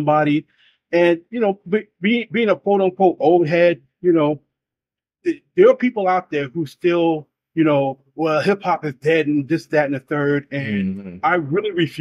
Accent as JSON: {"language": "English", "town": "New York City", "region": "New York", "country": "United States", "tie": "born or raised there", "said": "Being in New York, and I love my hometown, I love my city"}